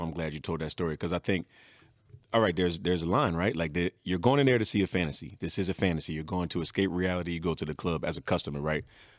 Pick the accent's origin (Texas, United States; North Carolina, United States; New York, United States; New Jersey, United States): New Jersey, United States; I'm from South Jersey.